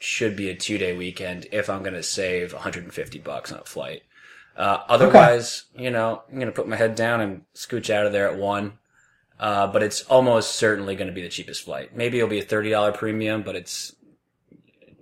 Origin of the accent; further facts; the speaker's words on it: East Coast, United States; moved away; I grew up in the East Coast.